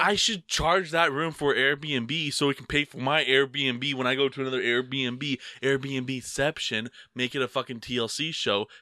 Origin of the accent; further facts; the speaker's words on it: United States; I'm American.